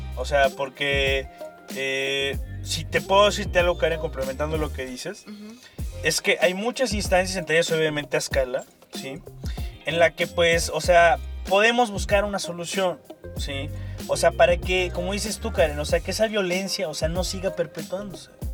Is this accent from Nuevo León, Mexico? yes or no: no; Veracruz, Mexico; vengo de Veracruz